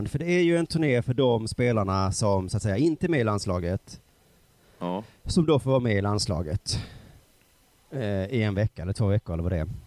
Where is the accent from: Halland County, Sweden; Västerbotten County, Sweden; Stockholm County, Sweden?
Halland County, Sweden; Halmstad; jag växte upp utanför Halmstad.